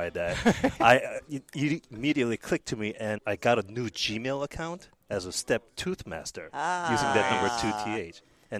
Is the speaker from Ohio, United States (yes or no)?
no; New York, United States; I grew up in New York